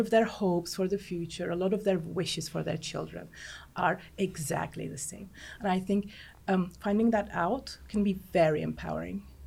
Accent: Cyprus; because I was raised in Cyprus. I lived in Cyprus my whole life.

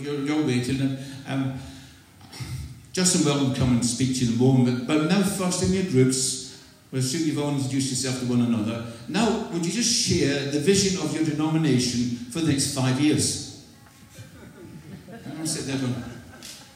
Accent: Scotland, United Kingdom; also born or lived in Clydeside; I'm not English, I'm from Scotland. This is an accent.

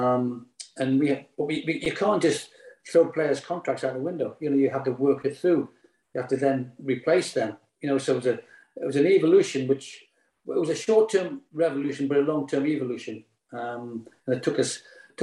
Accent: Newcastle upon Tyne, North East England, United Kingdom; moved away as an adult; Newcastle, which is my hometown team

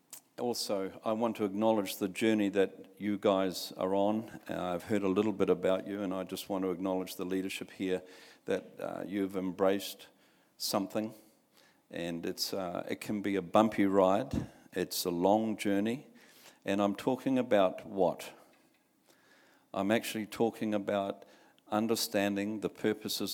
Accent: Bay of Plenty, New Zealand; I come from the Bay of Plenty in the rohe of the iwi of Tapuika

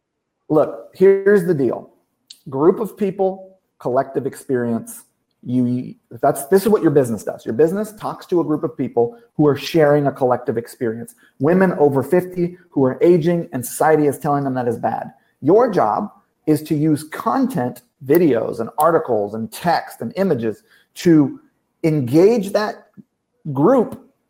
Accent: Hawaii, United States; also born or lived in Kentucky, United States; I'm from Kentucky. I grew up in Hawaii. Worst school system in every.

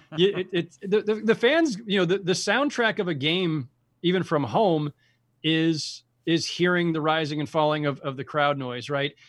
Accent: San Jose, California, United States; I'm a Bay Area kid. I grew up in San Jose.

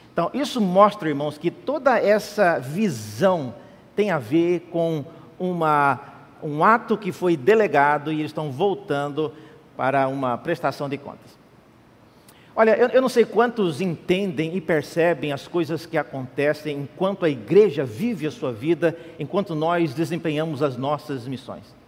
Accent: Central-West, Brazil; now in São Paulo, Brazil; Eu sou de outra região, eu vim de, do Centro-Oeste

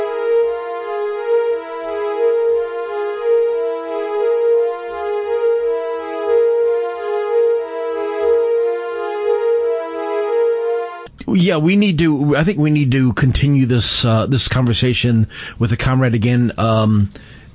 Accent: Flint, Michigan, United States; also born or lived in Ann Arbor, Michigan; Born and raised in Flint. I escaped to Ann Arbor when I was 18

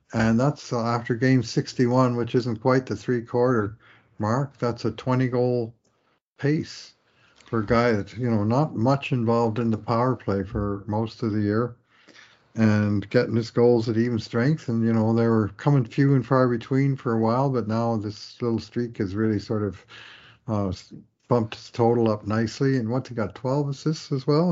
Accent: Newfoundland and Labrador, Canada; moved away; growing up in Newfoundland, which is very, very Irish

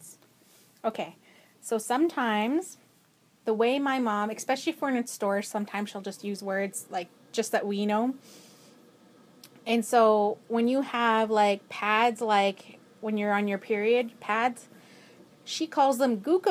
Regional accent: Edmonton, Alberta, Canada; I was born and raised in Edmonton, Alberta. And so I've always lived

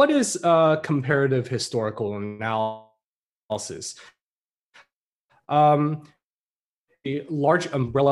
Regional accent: Taiwan; we are from Taiwan

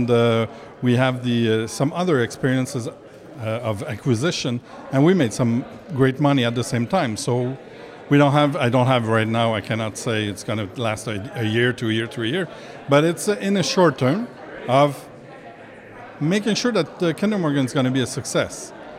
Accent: Thérèse-De Blainville, Quebec, Canada; from Thérèse de Blainville.

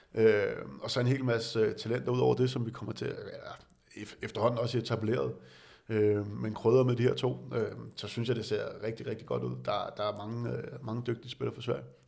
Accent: Denmark; som dansker

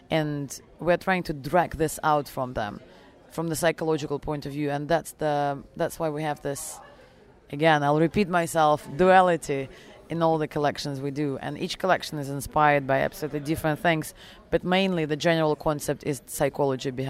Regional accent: Germany; also born or lived in Russia / England; Um, my background is I was born in Russia, however, raised uh, abroad in Germany and um, and uh, England.

